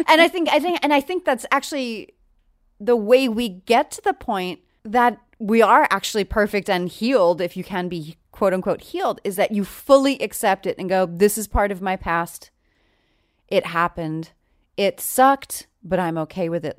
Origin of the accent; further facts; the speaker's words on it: New York, United States; moved away; I'm from New York originally.